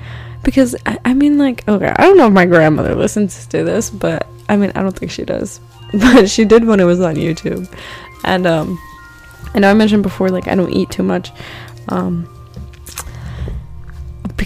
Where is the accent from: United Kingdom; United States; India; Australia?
United States; East Coast; now in Los Angeles, United States; I'm not freaking from California. We don't really deal with wildfires in the East Coast